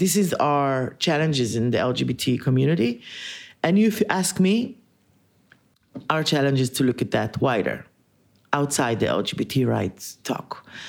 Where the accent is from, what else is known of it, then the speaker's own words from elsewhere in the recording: Haifa, Haifa District, Israel; I was born and raised in Haifa, which is a northern city, really not that big, but just an hour and something drive from here. And I'm old.